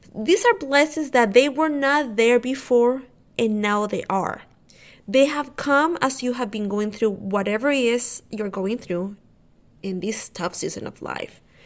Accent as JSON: {"language": "English", "country": "Honduras", "moved": "yes", "lives_now": "Texas, United States", "said": "my family lives in Honduras. I'm from Honduras."}